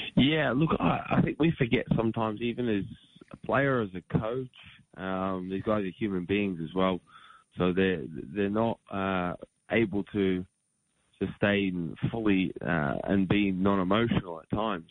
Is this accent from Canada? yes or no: no; Australia; growing up in Australia